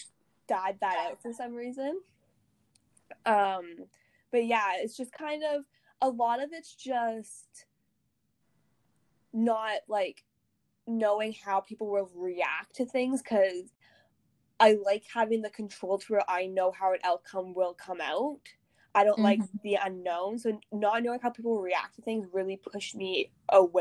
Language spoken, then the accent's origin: English; Canada; I'm Canadian